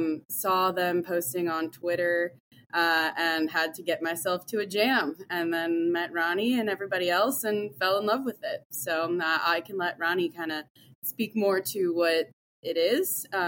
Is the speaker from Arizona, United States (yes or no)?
no; Skokie, Illinois, United States; also born or lived in Miami, Florida / Chicago, Illinois; I grew up in the Chicago area in a suburb called Skokie, Illinois.